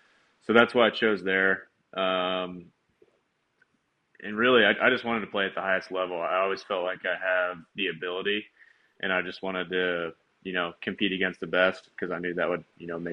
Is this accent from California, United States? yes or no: yes; Southern California, United States; moved away as an adult; also born or lived in Cincinnati, Ohio / Oklahoma / Philadelphia; I was born in Cincinnati, Ohio, and grew up in Southern California.